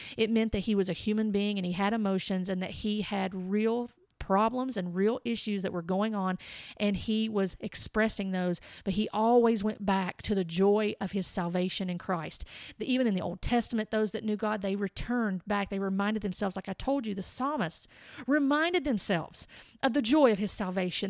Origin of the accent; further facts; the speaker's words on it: United States; I am an American